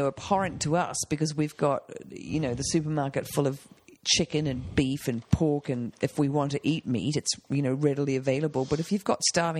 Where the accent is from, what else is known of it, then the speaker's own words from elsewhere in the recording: New Zealand; moved away; I'm from New Zealand. We had a vegetable garden. We grew potatoes.